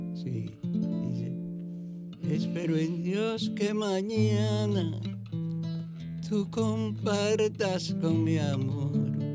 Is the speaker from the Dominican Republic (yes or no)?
yes; Mao, Valverde, Dominican Republic; mi pueblo que va a Valverde Mao